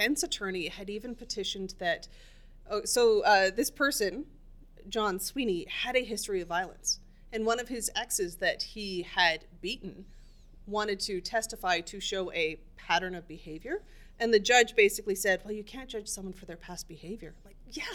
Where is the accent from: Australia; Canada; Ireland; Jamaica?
Canada; we are Canadian